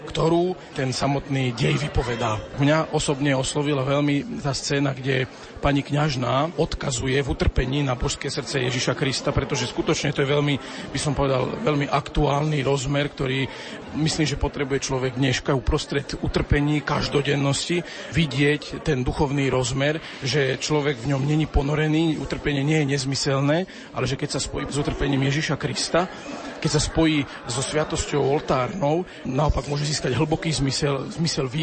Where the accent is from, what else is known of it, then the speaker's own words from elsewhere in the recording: Radošovce, Trnava Region, Slovakia; Som rodákom z Radošoviec.